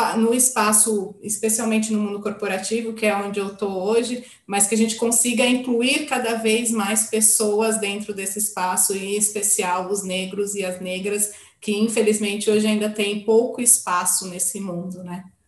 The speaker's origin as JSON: {"language": "Portuguese", "region": "São Paulo", "country": "Brazil", "said": "eu sou uma brasileira paulistana"}